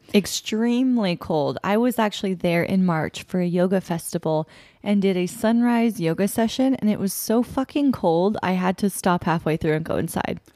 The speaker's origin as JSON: {"language": "English", "town": "Sacramento", "region": "California", "country": "United States", "lives_now": "San Diego, United States", "said": "We're from Sacramento"}